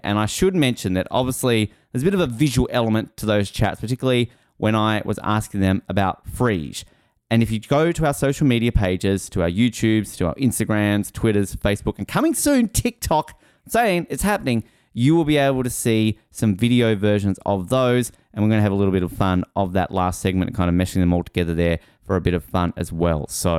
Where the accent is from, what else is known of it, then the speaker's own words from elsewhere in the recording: Australia; get excited because as an Australian, I'm going to be getting a Canadian angle in this country